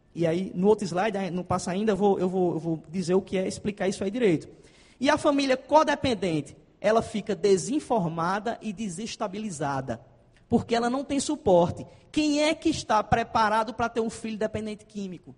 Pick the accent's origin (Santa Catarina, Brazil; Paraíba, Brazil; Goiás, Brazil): Paraíba, Brazil; accent: Paraíba slang; eu tenho muita gíria paraibana, tá, gente? Que eu sou paraibano